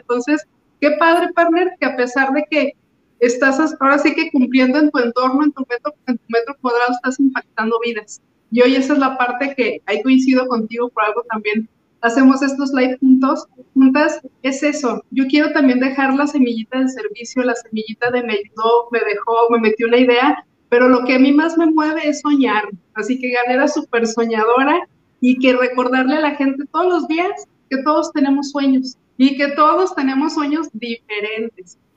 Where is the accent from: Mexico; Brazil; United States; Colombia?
Mexico; esos somos los mexicanos